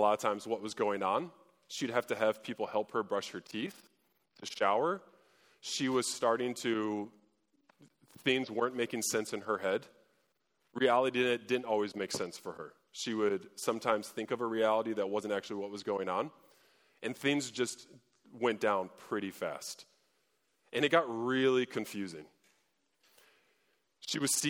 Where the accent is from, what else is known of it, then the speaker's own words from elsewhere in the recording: Fort Wayne, Indiana, United States; I grew up in Fort Wayne